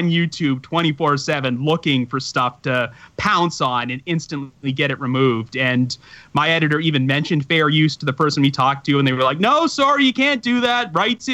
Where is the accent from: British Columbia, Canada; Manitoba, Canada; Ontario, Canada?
Ontario, Canada; accent: Canadian; my Canadian accent